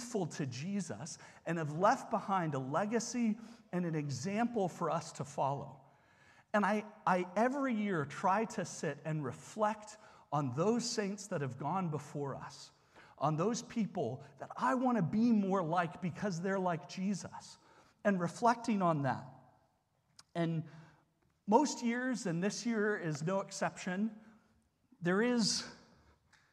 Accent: England, United Kingdom; moved away; where I grew up in England and wearing the poppy every year

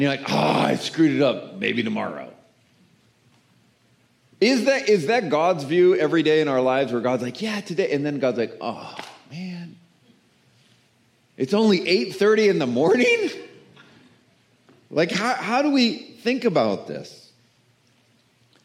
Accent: the South, United States; I'm from the South

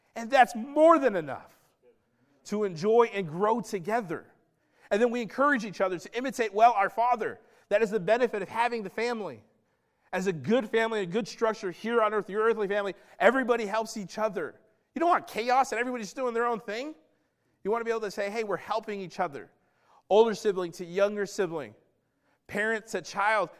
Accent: the South, United States; my childhood, I grew up in the South

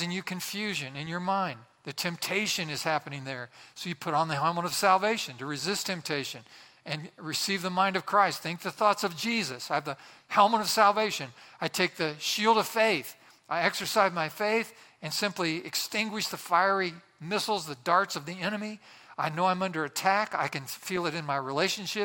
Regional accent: Boswell, Indiana, United States; My hometown, Boswell, Indiana, had about 1,000 people

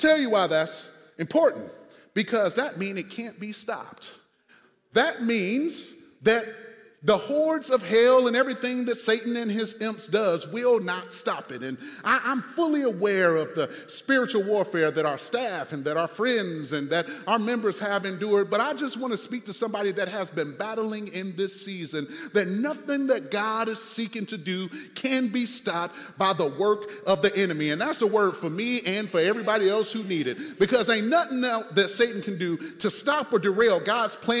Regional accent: United States; also born or lived in Fort Wayne, Indiana; now in St. Louis, United States; I'm from Six Mile

